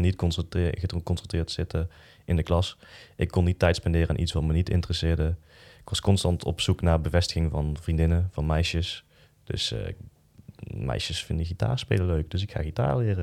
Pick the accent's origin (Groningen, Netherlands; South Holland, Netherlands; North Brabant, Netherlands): North Brabant, Netherlands; Boxtel; ik ben dan opgegroeid in Boksel, in een dorp